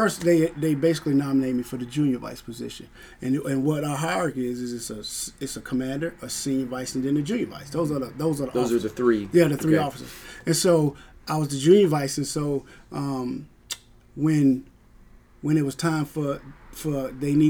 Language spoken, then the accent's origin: English; Vidalia, Georgia, United States; moved away as an adult; I'm from Vidalia, Georgia